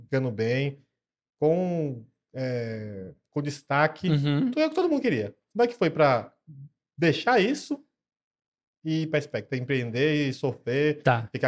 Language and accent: Portuguese; Bahia, Brazil; eu sou baiano.